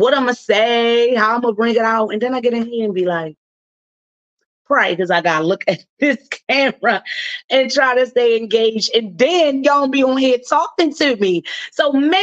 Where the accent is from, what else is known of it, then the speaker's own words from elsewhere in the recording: Baltimore, Maryland, United States; my hometown